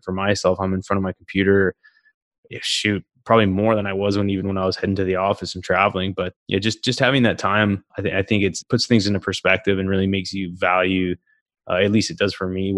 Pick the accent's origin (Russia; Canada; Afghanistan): Canada; Calgary, Alberta; moved away; I'm originally from Calgary. I talk to a lot of folks back home